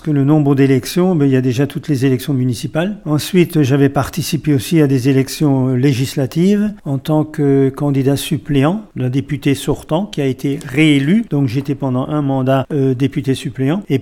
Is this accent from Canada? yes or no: no; France; sachant qu'on est français, qu'on aime son pays